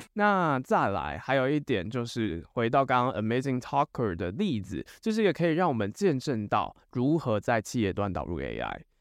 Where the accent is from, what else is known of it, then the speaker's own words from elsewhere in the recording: Taiwan; 以我们台湾人来讲啦，台湾人比较熟的语言大概就只有中文跟英文而已